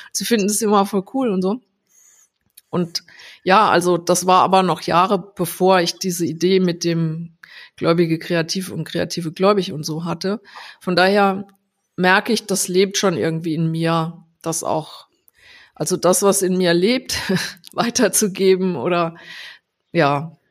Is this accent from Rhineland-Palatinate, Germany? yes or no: yes; Landau, Rhineland-Palatinate, Germany; Also ich, ähm, also ich komme ursprünglich aus Rheinland-Pfalz, aus Landau